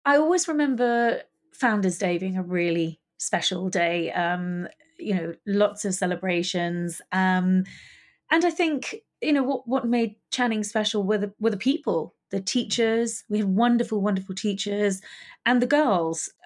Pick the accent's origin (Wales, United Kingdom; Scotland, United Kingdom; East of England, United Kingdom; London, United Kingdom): London, United Kingdom; I loved actually growing up in Highgate Village